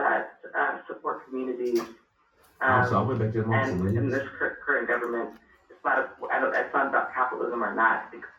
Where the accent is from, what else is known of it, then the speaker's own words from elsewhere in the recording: Los Angeles, California, United States; growing up in Los Angeles, I grew up in poverty